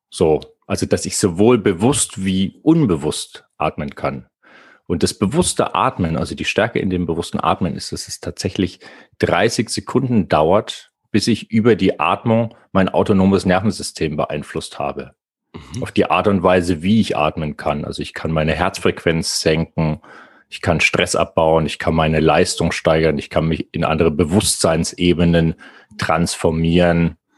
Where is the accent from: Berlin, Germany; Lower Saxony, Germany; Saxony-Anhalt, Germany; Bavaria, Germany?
Bavaria, Germany; ich bin äh, in der Nähe groß geworden.